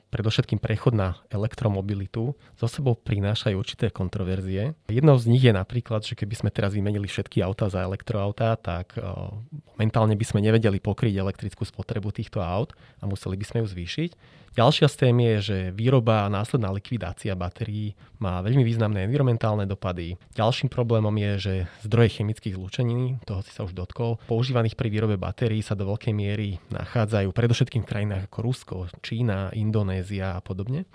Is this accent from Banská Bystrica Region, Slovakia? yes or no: no; Liptov, Žilina Region, Slovakia; Ja sám som z Liptova